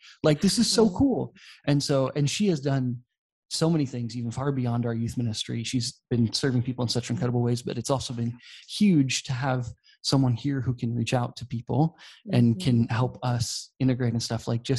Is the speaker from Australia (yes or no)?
no; Poland; I grew up in Poland, and so my parents have been missionaries here for a really long time. So I grew up speaking Polish.